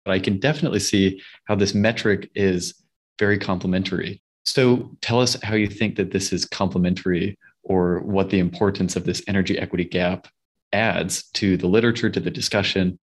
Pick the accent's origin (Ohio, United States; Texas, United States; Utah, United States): Utah, United States; Salt Lake City; moved away; I grew up in Salt Lake City, Utah